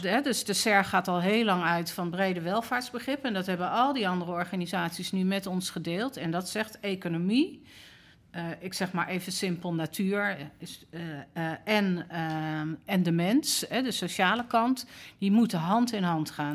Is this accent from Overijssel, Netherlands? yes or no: no; Amsterdam, North Holland, Netherlands; persoonlijk ben ik opgegroeid in Amsterdam-West